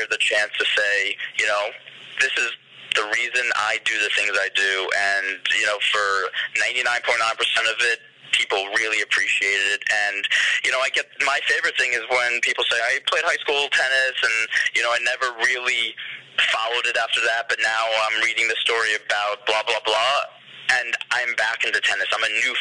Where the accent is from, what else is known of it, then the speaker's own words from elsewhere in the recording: New York City, New York, United States; I'm a New Yorker